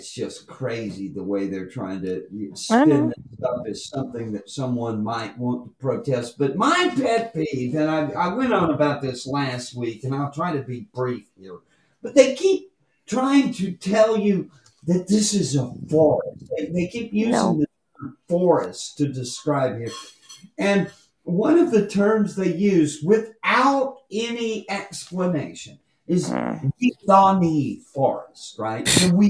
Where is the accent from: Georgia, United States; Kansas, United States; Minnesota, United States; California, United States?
Georgia, United States; Douglas County; when I was growing up in Douglas County